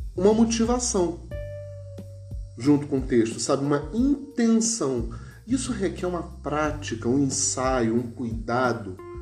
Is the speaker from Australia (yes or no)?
no; Rio de Janeiro, Brazil; accent: carioca; moved away; also born or lived in São Paulo; Eu, como sou carioca